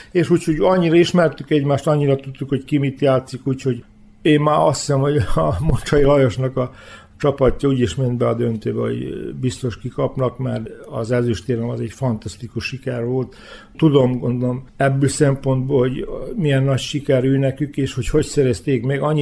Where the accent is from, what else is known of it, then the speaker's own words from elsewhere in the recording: Hungary; Nem volt egyszerű magyarként. Nem volt, mert tudtam magyarul, ők tudták, hogy tudok magyarul